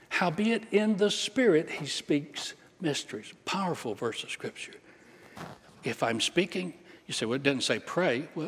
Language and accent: English; England, United Kingdom; I'm English. I don't, I don't speak other languages, only little parts and pieces.